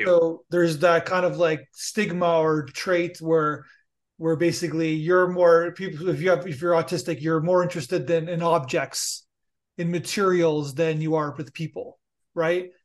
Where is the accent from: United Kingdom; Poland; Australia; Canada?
Canada; Niagara Falls, Ontario; now in Toronto, Canada; I'm from Niagara Falls and ah. live, live in Toronto